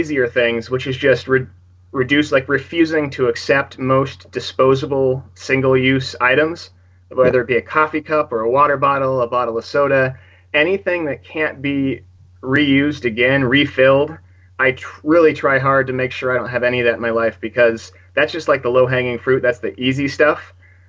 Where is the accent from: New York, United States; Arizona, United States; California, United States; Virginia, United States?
California, United States; Northern California near San Francisco. We're very, very liberal, very progressive, very environmentally friendly.